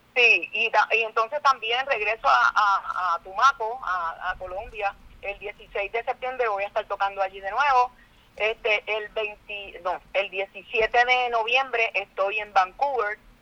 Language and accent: Spanish; Puerto Rico; una artista puertorriqueña